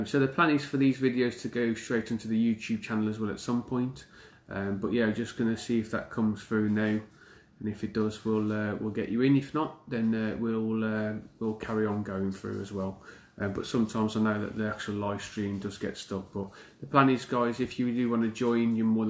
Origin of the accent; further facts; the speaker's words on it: United Kingdom; I'm from the UK